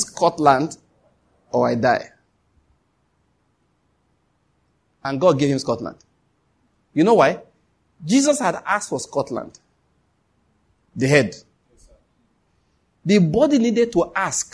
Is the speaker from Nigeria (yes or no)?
yes; Nigeria; I'm a Nigerian.